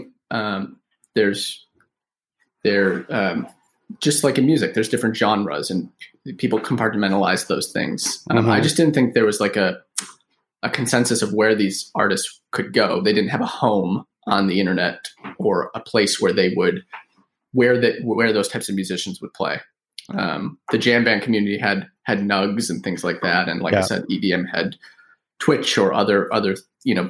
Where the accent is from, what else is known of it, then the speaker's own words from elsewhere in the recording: Buffalo, New York, United States; moved away; We're from Buffalo, New York, originally.